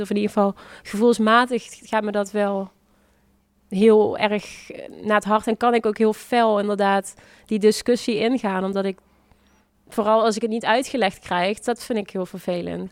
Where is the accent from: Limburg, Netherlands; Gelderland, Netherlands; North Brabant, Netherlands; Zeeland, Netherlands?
Limburg, Netherlands; Venlo; moved away; also born or lived in The Hague; in principe ben ik hier wel geboren en getogen